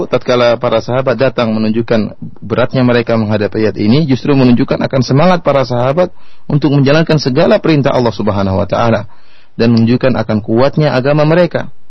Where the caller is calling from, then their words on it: Sukabumi, West Java, Indonesia; Saya dari Sukabumi, Pak Jailani.